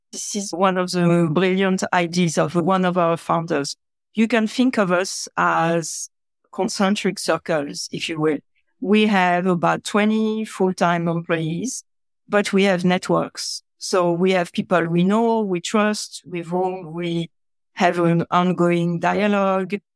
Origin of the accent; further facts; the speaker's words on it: France; now in California, United States; I was born in France.